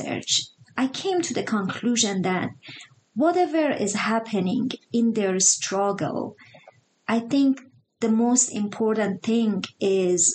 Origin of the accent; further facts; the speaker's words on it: Iran; now in Utah, United States; I grew up in Iran